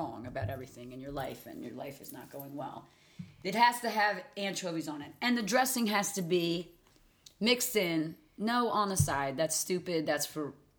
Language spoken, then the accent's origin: English; Riverton, New Jersey, United States; now in Collingswood, United States; But I grew up in Riverton, so I'm kind of in a golden row of diners.